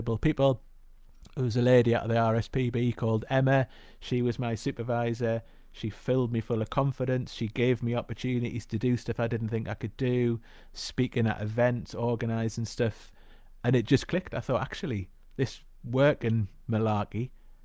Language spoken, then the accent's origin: English; the Northeast, North East England, United Kingdom; also born or lived in Glasgow; I grew up in the Northeast, went to school in the Northeast, then went to university